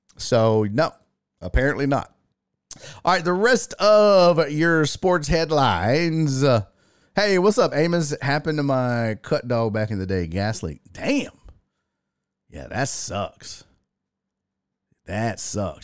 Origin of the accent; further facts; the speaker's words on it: Houston, Texas, United States; I'm from Houston, Texas, man. Born and raised